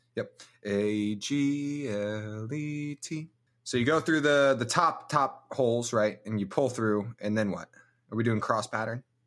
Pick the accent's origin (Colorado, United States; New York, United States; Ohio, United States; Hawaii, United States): Colorado, United States; Denver; I'm from Denver. I'm from Colorado.